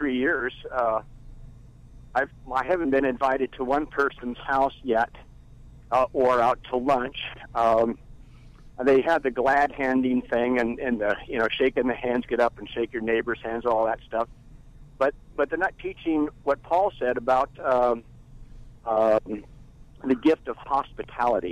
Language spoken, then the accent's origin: English; Bay Area, California, United States; born or raised there